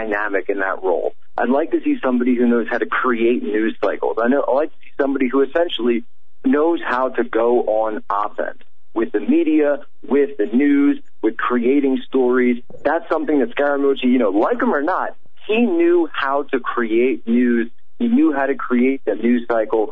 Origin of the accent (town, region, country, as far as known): Pennsylvania, United States